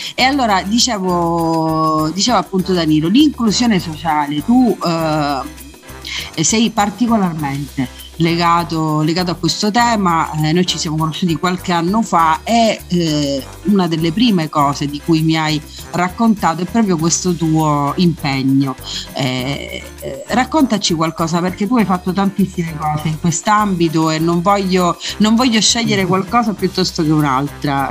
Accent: Messina, Sicily, Italy; sono messinese

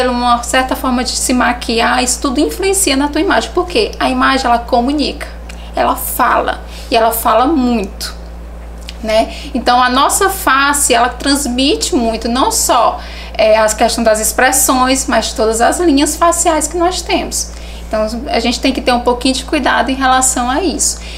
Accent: Teresina, Piauí, Brazil; now in Tuntum, Brazil; Eu sou teresinense, {S0} certo. mas {S2} eu digo que fui adotada por Tuntum.

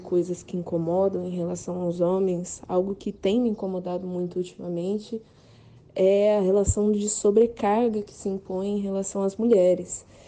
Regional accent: Bauru, São Paulo, Brazil; eu sou de Bauru, sou jornalista

